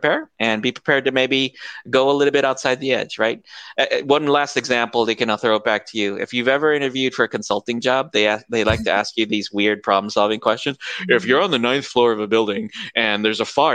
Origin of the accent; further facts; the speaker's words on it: United States; moved away as an adult; now in Philippines; I was born and raised outside of the States, or outside of the Philippines in the States, and I've moved to the Philippines now